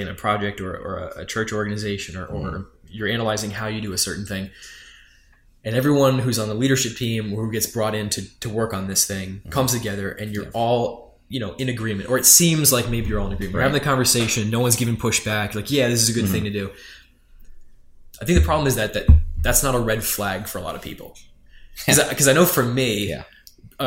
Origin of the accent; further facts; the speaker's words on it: New York, United States; I am from New York